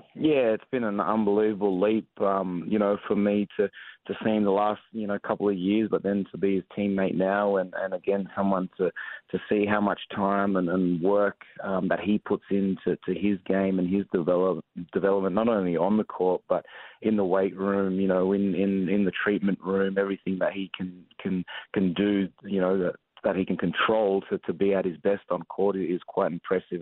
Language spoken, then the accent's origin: English; Australia; born or raised there; moved away as an adult; also born or lived in San Antonio, United States / Hawaii, United States; now in Atlanta, United States